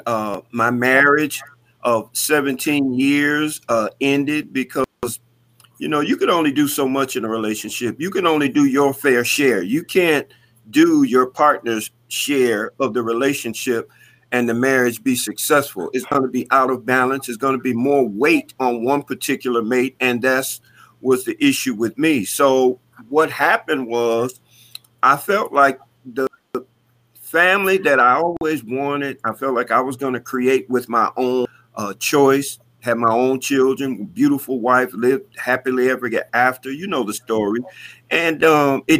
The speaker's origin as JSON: {"language": "English", "town": "Detroit", "region": "Michigan", "country": "United States", "tie": "born or raised there", "said": "growing up in Detroit, having to fight my way through public schools"}